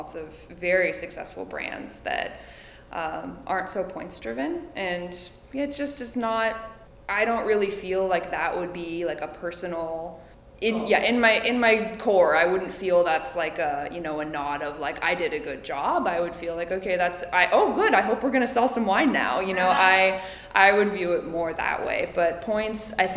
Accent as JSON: {"language": "English", "town": "Calistoga", "region": "California", "country": "United States", "tie": "born or raised there", "said": "I grew up in Calistoga"}